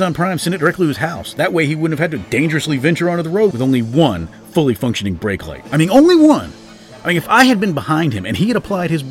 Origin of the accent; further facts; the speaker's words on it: Georgia, United States; my home state of Georgia